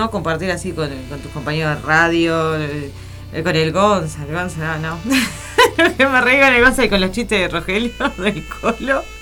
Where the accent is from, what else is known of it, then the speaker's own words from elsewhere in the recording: Las Piedras, Canelones, Uruguay; yo soy de Las Piedras